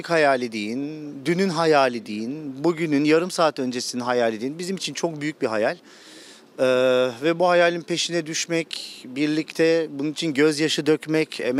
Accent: Çıldır, Ardahan, Turkey; Çıldırlıyım, Ardahanlıyım. Memleket özlemi.

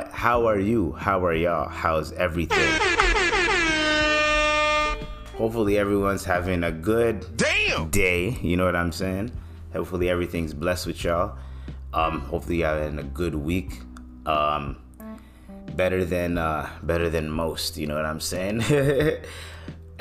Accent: Canada; my Canadians

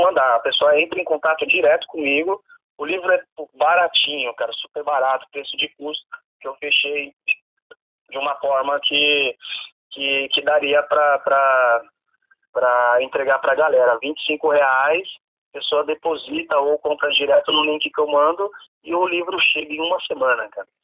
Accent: São Paulo, Brazil; eu sou da Zona Oeste, então toda a cena da Zona Oeste eu tô por dentro

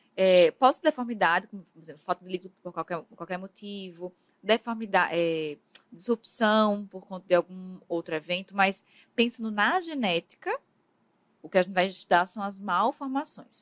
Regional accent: Paraíba, Brazil; moved away as an adult; also born or lived in Ribeirão Preto, São Paulo; eu sou da Paraíba, né, mas fiz minha formação no interior de São Paulo, na USP Ribeirão Preto

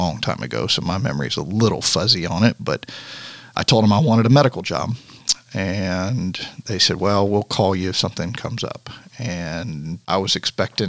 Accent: Universal City, Texas, United States; now in Jackson, Tennessee, United States; I grew up in a little town called Universal City, which is a suburb of San Antonio.

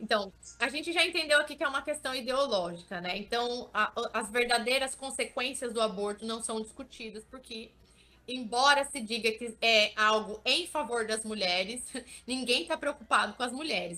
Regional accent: Vale do Ribeira, interior of São Paulo, Brazil; Eu sou do interior de São Paulo, sou de um lugar chamado Vale do Ribeira

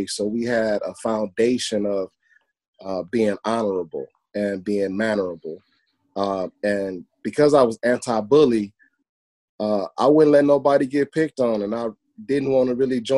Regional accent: Hammond, Indiana, United States; now in Gary, United States; I grew up in Hammond

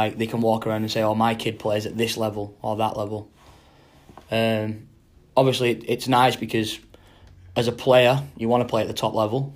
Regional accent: Wigan, North West England, United Kingdom; moved away; I just kind of played for the local club in my area. So I'm from Wigan.

